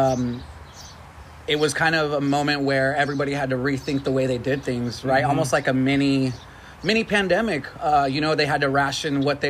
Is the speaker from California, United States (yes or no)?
yes; Catalina Island, California, United States; I was born and raised on Catalina Island.